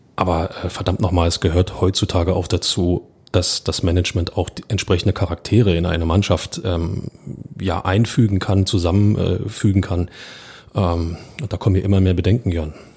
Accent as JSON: {"language": "German", "region": "Berlin", "country": "Germany", "said": "als Berliner"}